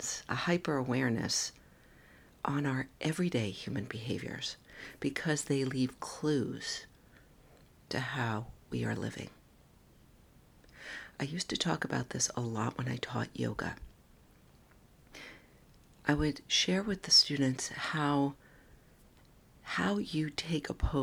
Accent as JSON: {"language": "English", "region": "New York", "country": "United States", "said": "I'm a New Yorker"}